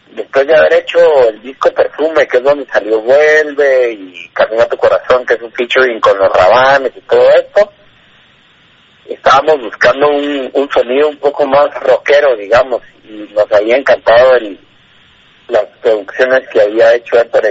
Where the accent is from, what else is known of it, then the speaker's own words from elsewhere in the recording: Flores, Petén, Guatemala; somos guatemaltecos, eh, originarios provenientes desde la isla de Flores Petén